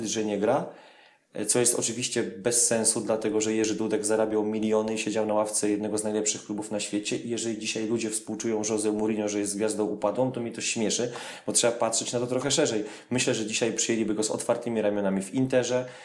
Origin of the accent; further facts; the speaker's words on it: Poland; z Polski